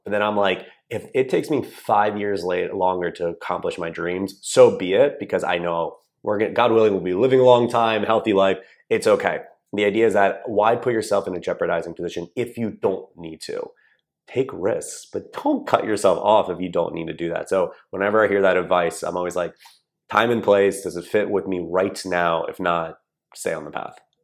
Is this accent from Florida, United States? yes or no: no; Columbia, Maryland, United States; I grew up in a town called Columbia, Maryland, which is right in between Baltimore and D C